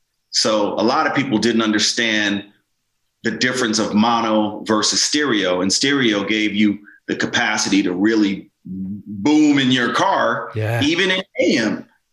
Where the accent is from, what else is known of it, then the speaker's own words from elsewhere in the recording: Los Angeles, California, United States; growing up in South Central LA.